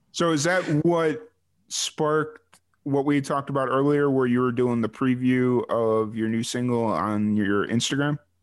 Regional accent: Chicago, Illinois, United States; now in New Mexico, United States; I grew up in Chicago

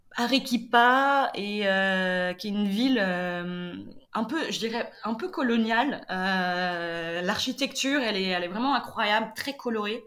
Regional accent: Nantes, Pays de la Loire, France; moved away; je viens à l'origine de Nantes

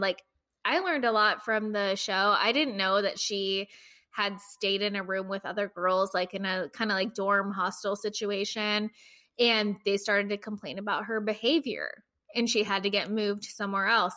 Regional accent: United States; as an American

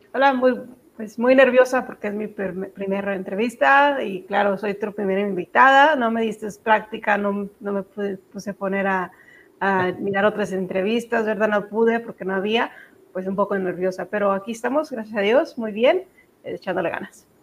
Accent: Zacatecas, Mexico; now in Texas, United States; me crié en Zacatecas

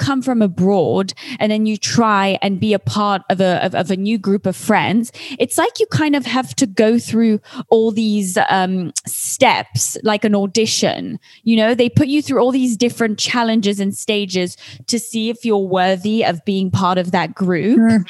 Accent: Geneva, Switzerland; also born or lived in London; I've been in London a lot of my life, most of my life, but I'm from Geneva. And now, you know, I've moved all across the world.

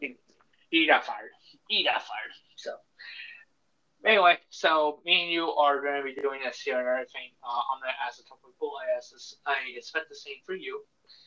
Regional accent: Philadelphia, Pennsylvania, United States; I grew up in Philadelphia.

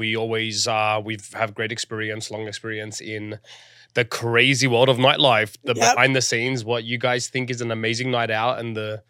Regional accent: Sydney, New South Wales, Australia; now in Los Angeles, United States; I am born and raised in Sydney, Australia. I live right now in the beautiful city of Los Angeles, California.

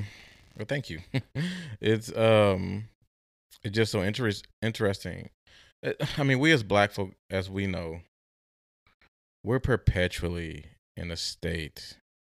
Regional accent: Midwest, United States; especially growing up in the Midwest, is something I myself had to grapple.

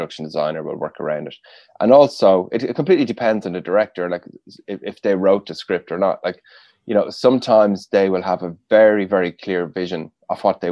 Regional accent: Rathangan, Leinster, Ireland; I'm from Kildare, from a town called Rathangan in Kildare.

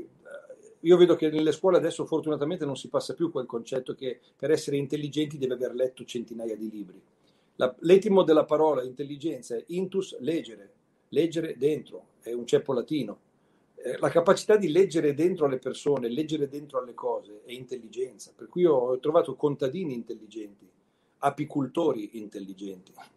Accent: Milan, Lombardy, Italy; con la mia melanesità

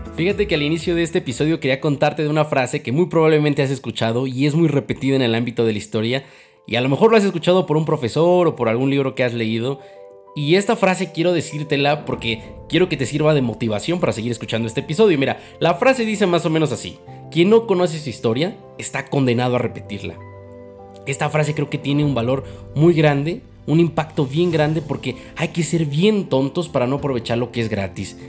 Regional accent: Mexico

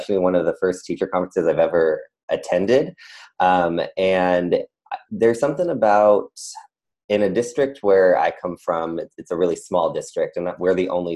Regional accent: San Diego, California, United States; was born and raised in Southern California, San Diego, and I my whole family lived there

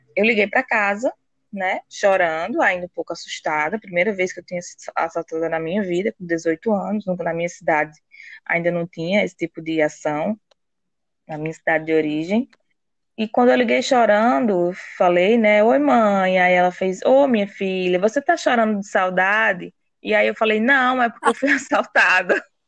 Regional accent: Cajazeiras, Paraíba, Brazil; moved away; minha cidade natal chama Cajazeiras

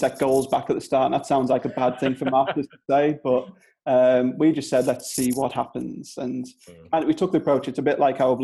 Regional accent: Durham, North East England, United Kingdom; accent: Northern English; now in Clitheroe, United Kingdom; I'm from I'm from Durham, so not too far away from there

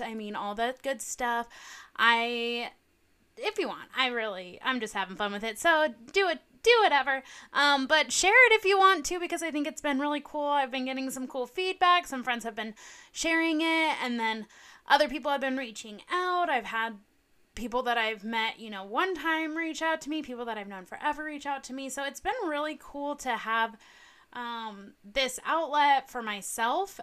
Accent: Southern California, United States; I grew up in Southern California.

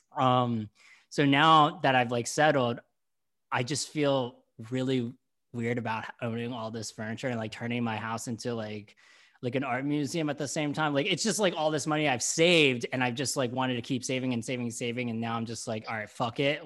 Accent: Delaware County, Pennsylvania, United States; accent: Philly / Delco; now in Brooklyn, United States; I'm from Delco. I, and when and when I lived in Delco, people said that I had the Philly accent

